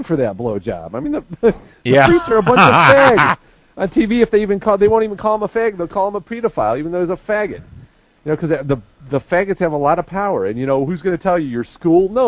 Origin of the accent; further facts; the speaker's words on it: the Midwest and the West, United States; also born or lived in the West (US); I come from the Midwest and the West